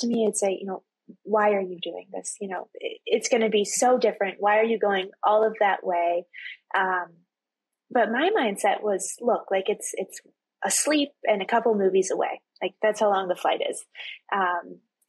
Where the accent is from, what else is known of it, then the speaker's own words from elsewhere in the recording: Texas, United States; I'm from Texas